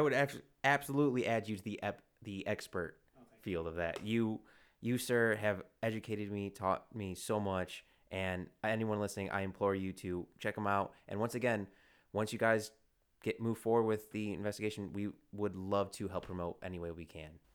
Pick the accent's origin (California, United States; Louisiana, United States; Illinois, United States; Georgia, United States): Illinois, United States; Chicago; I'm from Chicago